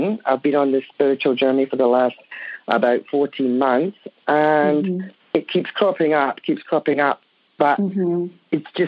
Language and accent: English; Edinburgh, Scotland, United Kingdom; now in Perth, Australia; I'm originally from Edinburgh in Scotland.